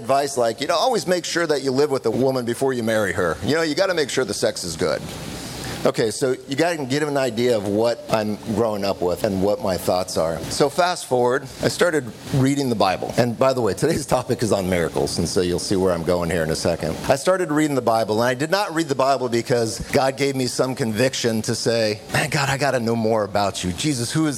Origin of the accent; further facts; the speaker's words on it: California, United States; moved away; So I come from California. I grew up on the left coast